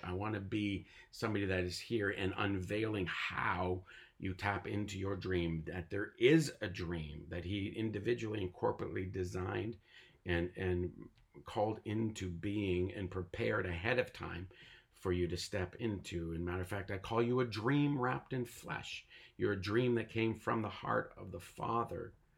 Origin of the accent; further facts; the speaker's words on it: Tyendinaga Mohawk Territory, Ontario, Canada; I was born and raised on the Tallinga Mohawk territory, and I am a native North American Mohawk